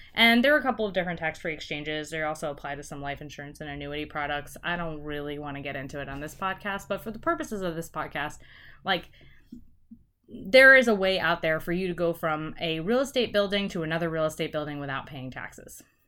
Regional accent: United States; I've grown up here, and there are all sorts of reasons why I wanna stay in America

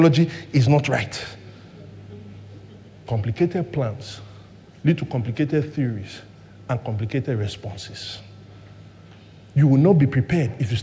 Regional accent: Lagos, Nigeria; I grew up in Surulere, right, in the 80s and 90s

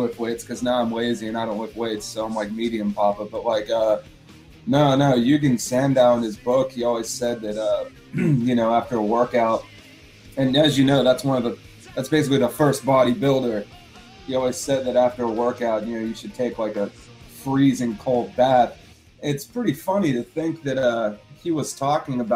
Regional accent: Pennsylvania, United States; moved away; I'm from Pennsylvania

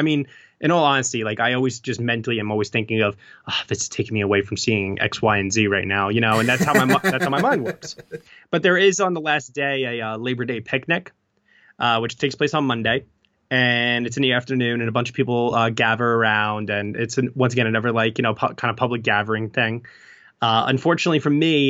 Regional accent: New York, United States; I'm a New Yorker

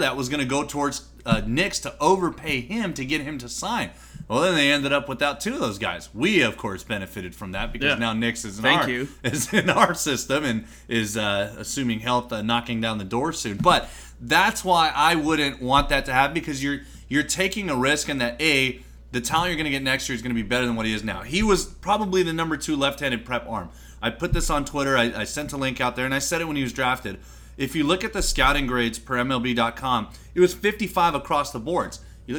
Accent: United States; Oh, they lost? I had no idea because I'm American.

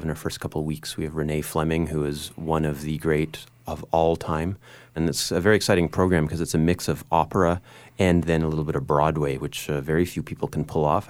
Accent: Prince George, British Columbia, Canada; being Canadian from Prince George

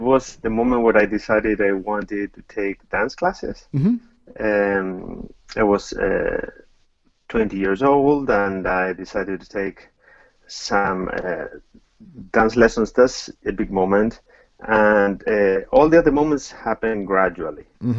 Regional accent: Buenos Aires, Argentina; I'm Argentine, and yes, I grew up in Argentina

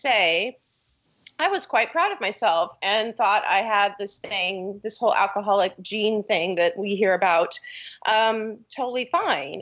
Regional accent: Kansas City, Missouri, United States; I grew up around Kansas City, and it's really confusing because it's Missouri, but we're right on the line.

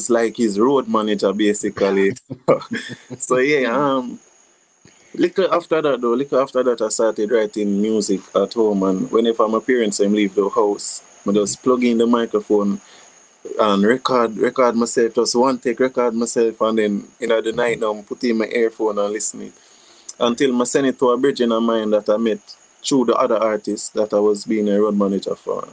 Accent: Stony Hill, Jamaica; also born or lived in Whitehall, Jamaica; I grew up in Stone Hill, between Stone Hill and a community called Whitehall.

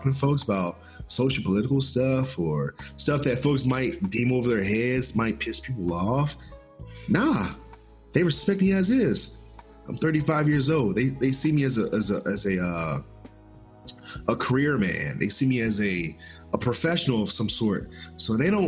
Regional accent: Washington, District of Columbia, United States; now in Arizona, United States; I'm from Washington, D.C.

